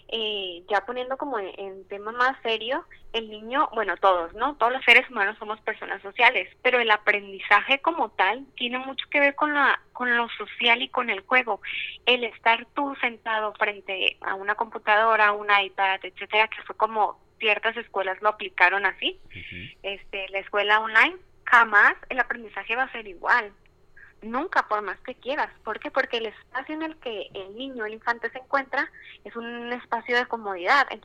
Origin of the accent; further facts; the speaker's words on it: Culiacán, Sinaloa, Mexico; como dijo Ricardo, soy de Culiacán